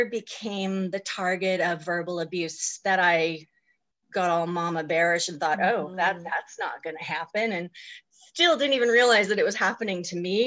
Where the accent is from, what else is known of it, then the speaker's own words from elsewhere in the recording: Vancouver Island, British Columbia, Canada; also born or lived in Okanagan Valley, British Columbia; I was born on Vancouver Island, also in British Columbia, in 1968. I am definitely in midlife. I am currently 52. I lived on the island until 1999